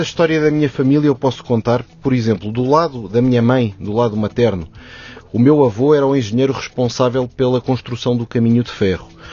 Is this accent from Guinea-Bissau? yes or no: no; Maputo, Mozambique; now in Lisbon, Portugal; nasci em Moçambique, ainda antes do, da descolonização